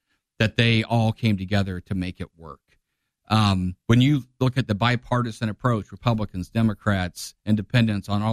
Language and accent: English; Divernon, Illinois, United States; now in Springfield, United States; I grew up in Diver, but Springfield's my hometown